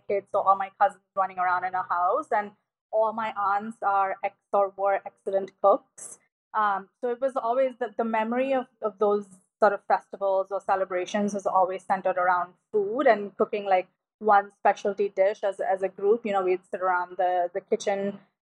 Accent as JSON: {"language": "English", "country": "India", "tie": "born or raised there", "moved": "yes", "said": "my friends who I grew up with in India"}